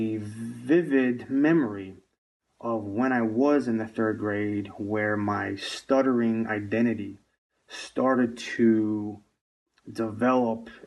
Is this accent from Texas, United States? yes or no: no; Michigan, United States; I am from the United States of America, specifically from the state of Michigan. I was born and raised here